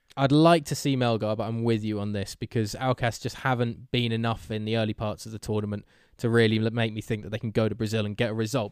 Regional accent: England, United Kingdom; we're English

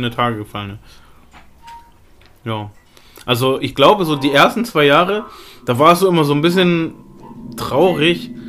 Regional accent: Lebanon; Also gerade im Libanon, wo ich herkomme, jetzt, es gibt auch viele

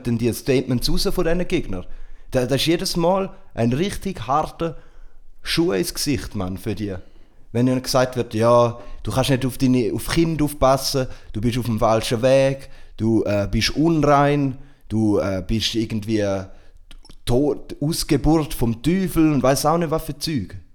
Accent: Switzerland; bei uns in der Schweiz

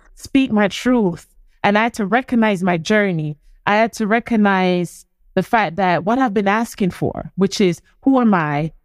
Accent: Portland, Jamaica; I'm from country, I've come from Portland

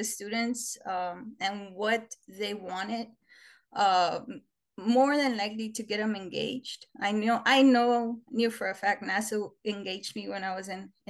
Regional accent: Brownsville, Texas, United States; I'm from Brownsville, Texas. I was born here and raised here

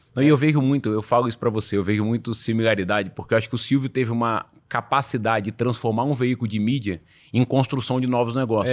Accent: Espírito Santo, Brazil; moved away; Eu sou do Espírito Santo

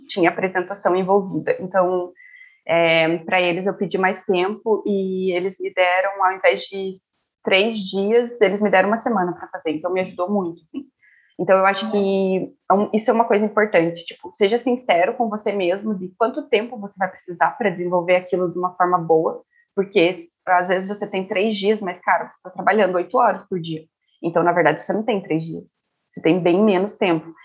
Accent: Curitiba, Paraná, Brazil; moved away as an adult; now in Estonia; eu sou de Curitiba.

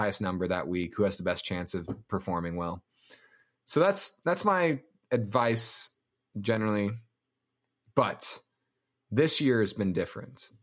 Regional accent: Denver, Colorado, United States; I'm from Denver. I'm from Colorado.

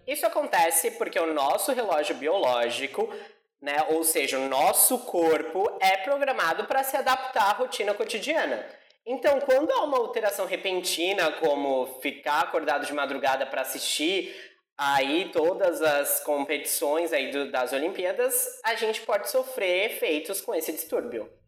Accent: São Paulo, Brazil; na minha terra, em São Paulo

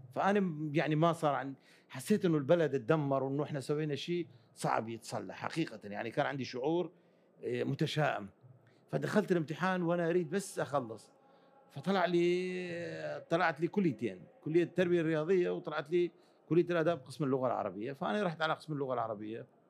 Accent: Mosul, Nineveh, Iraq; also born or lived in Akre, Kurdistan, Iraq; صحيح ولدت في كردستان في مدينه عقره اللي تبعد عن مدينه الموصل ساعه تقريبا لكني يعني كان عمري خمس سنوات انتقلنا انا والوالد انتقل الى الموصل وعشت كل طفولتي في الموصل

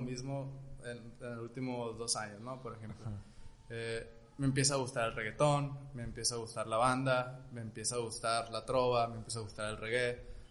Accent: Culiacán, Sinaloa, Mexico; somos de Culiacán

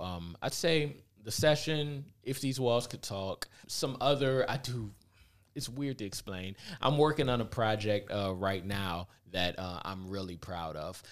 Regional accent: Cleveland, Ohio, United States; moved away as an adult; also born or lived in Los Angeles; I grew up in the Glenville area, like, right on the edge where East Cleveland and Glenville

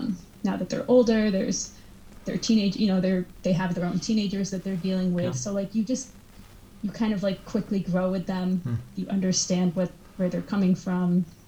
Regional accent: Massachusetts, United States; I'm from Massachusetts, but it's not any different than how I speak.

